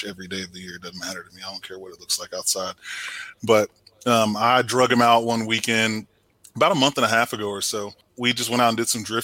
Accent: Temple, Texas, United States; moved away; I'm from Temple, Texas originally, so grew up fishing the Leon River and Belton Lake and all of that stuff down there

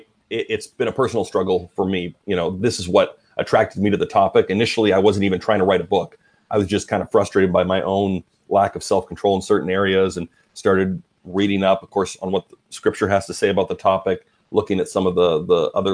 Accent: Alberta, Canada; I'm Canadian. So I grew up in Alberta, Canada, pastor's kid, grew up in the church, going to church like four times a week.

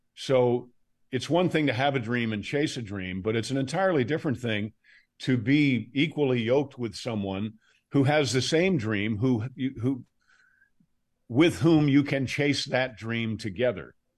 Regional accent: Fulton County, Georgia, United States; also born or lived in Westchester County, New York; I was born in Westchester County, New York, and I went to high school in Fulton County, Georgia

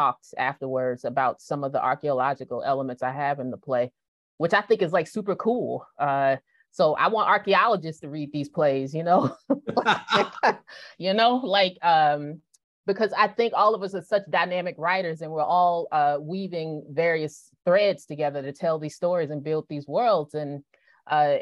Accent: Kansas, United States; I grew up in Kansas

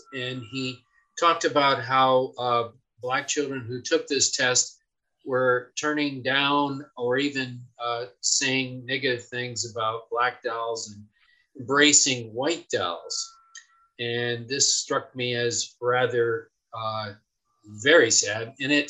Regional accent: Cohoes, New York, United States; And I grew up in Cohoes, New York. An all-white mill town, and the fact that it was all white was not an accident, I can assure you.

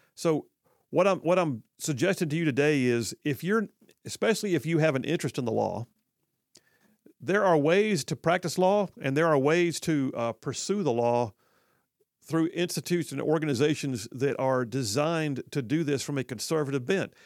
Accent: Huntsville, Alabama, United States; when I was growing up in Huntsville

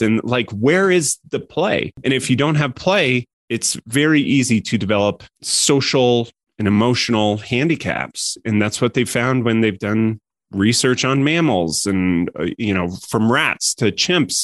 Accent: Colorado, United States; moved away as an adult; also born or lived in San Francisco; I grew up in Colorado.

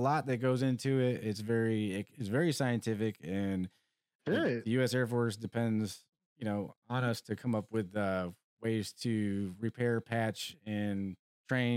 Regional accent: New York, United States; also born or lived in Elmont, New York; I'm from New York. I'm a city boy, right? Yeah. I'm straight out of the concrete jungle

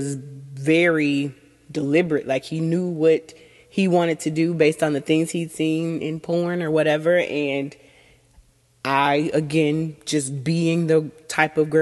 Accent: Southern United States, United States; I'm from the Southern United States

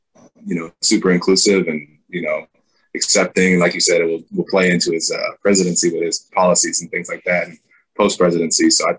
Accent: Georgia, United States; I was born in Georgia.

